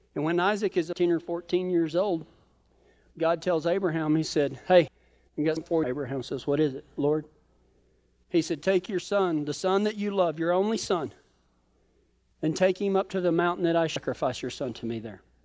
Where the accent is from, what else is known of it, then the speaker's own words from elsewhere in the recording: Colorado, United States; we're from Colorado